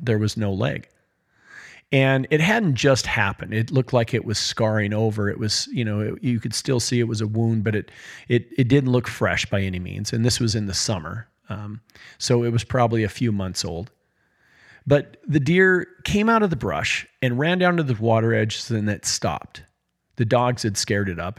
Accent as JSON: {"language": "English", "town": "Choteau", "region": "Montana", "country": "United States", "tie": "born or raised there", "also_born_or_lived": "Cascade, Montana", "said": "we had recently moved from my hometown of Shoto to a small town in Montana called Cascade"}